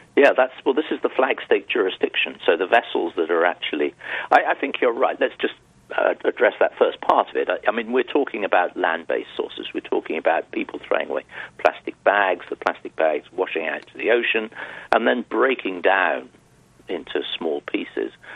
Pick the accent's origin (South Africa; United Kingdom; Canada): United Kingdom; I come from Europe, well, the UK